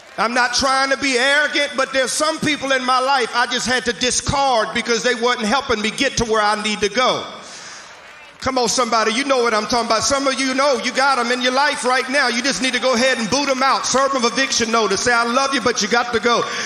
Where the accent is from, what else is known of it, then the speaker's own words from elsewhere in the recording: Mississippi, United States; moved away; I'm from Mississippi originally, so I'll use some kind of vernacular